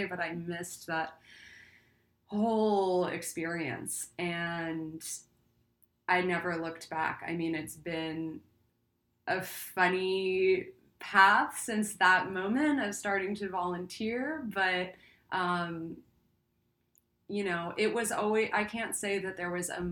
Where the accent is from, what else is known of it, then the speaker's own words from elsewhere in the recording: Long Island, New York, United States; now in Los Angeles, United States; I grew up on Long Island as a kid, I had a horse on my property